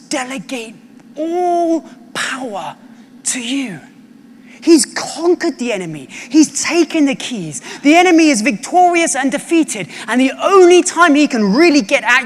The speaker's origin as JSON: {"language": "English", "area": "British / English", "region": "England", "country": "United Kingdom", "also_born_or_lived": "United States", "said": "I went to America when I was 19 and I was like, oh my gosh, I am British"}